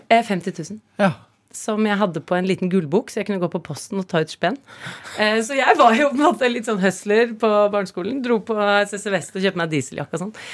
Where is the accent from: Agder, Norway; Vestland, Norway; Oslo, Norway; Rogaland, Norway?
Oslo, Norway; also born or lived in Herøy, Nordland, Norway; Jeg snakket nordnorsk når jeg kom til Oslo